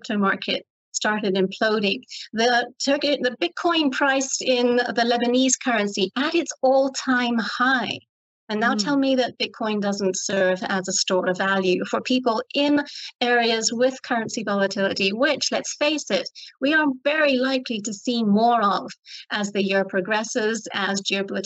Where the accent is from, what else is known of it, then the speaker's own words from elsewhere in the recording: Ireland; I'm Irish.